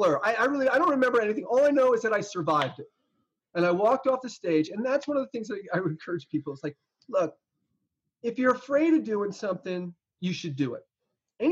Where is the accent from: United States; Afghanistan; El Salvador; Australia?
United States; New Jersey; I grew up in New Jersey